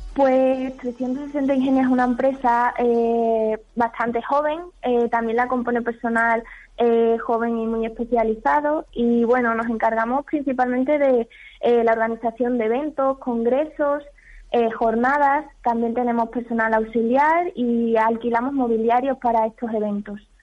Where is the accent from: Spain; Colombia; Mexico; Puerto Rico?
Spain; Don Álvaro, Extremadura; Yo soy de Don Álvaro